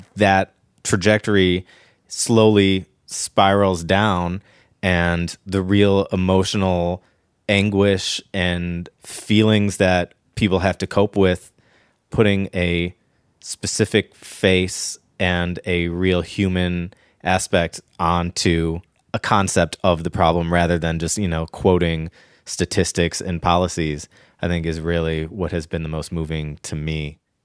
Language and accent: English; Ohio, United States; now in Los Angeles, United States; I remember in the early nineties, growing up in Ohio